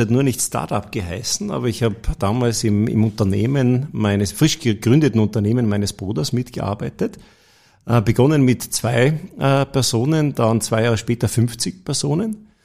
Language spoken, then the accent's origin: German; Tyrol, Austria; habe dann bei der Rückfahrt von Wien nach Kufstein, ich komme ja aus Tirol